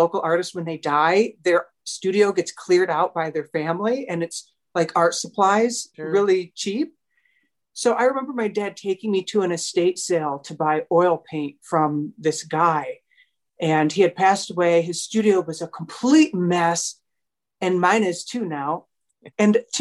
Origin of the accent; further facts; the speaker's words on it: Owosso, Michigan, United States; my hometown, which is Owosso, Michigan